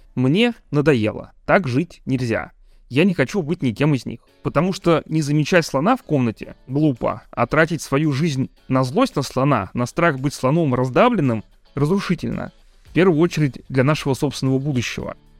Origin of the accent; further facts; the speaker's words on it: Russia; Я родился и живу в России.